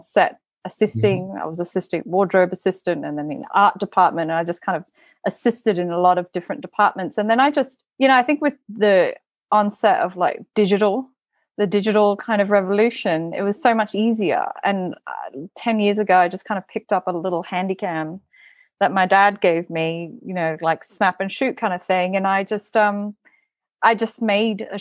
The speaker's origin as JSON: {"language": "English", "region": "Bali", "country": "Indonesia", "tie": "born or raised there", "moved": "yes", "said": "So I'm from Bali originally. I was born and raised in Bali"}